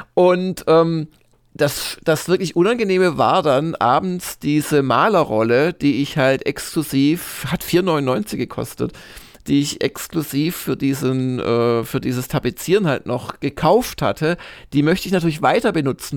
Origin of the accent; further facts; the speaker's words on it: Swabia, Germany; also ich bin ja Schwabe